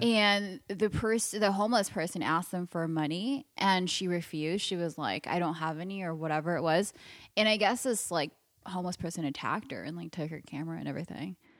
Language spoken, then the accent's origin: English; Los Angeles, California, United States; I'm from L A, born and raised